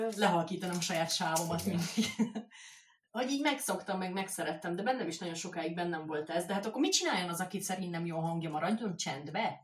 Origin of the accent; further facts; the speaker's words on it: Hungary; moved away as an adult; now in Budapest, Hungary; én egy kis faluból származok